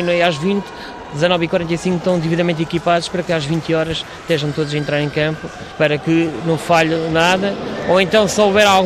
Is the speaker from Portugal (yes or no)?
yes; Vila Real, Vila Real District, Portugal; now in Lisbon, Portugal; Sou natural de Villarreal, mas trabalho em Lisboa há cerca de 23 anos